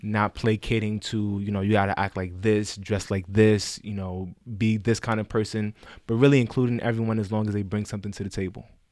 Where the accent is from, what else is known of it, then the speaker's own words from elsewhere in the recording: New York City, New York, United States; I'm from the Bronx, twenty-six years old